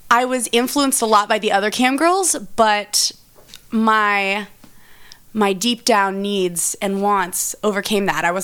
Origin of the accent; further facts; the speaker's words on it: Austin, Texas, United States; also born or lived in Oakland, California; now in Los Angeles, United States; I'm a Texas girl originally